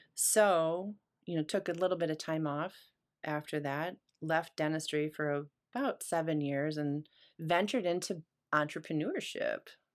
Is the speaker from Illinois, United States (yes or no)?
yes; Chicago, Illinois, United States; moved away as an adult; also born or lived in Grand Rapids, Michigan; coming from Chicago